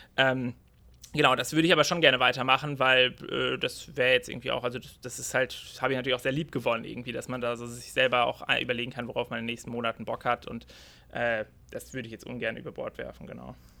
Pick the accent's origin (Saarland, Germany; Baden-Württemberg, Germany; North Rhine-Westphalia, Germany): Baden-Württemberg, Germany; Freiburg; ich komme aus der Region Freiburg